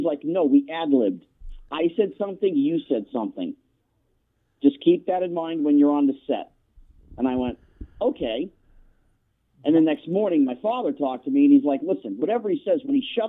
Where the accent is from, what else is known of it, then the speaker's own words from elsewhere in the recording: New Jersey, United States; moved away as an adult; now in Southern California, United States; I grew up back east in New Jersey, and I put in my 18 winters, and I had enough.